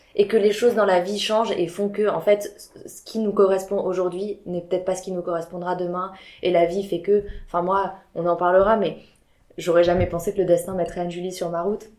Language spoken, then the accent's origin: French; Biarritz, Nouvelle-Aquitaine, France; moved away as an adult; also born or lived in Paris; je venais du sud de la France, je viens de Biarritz, moi, de base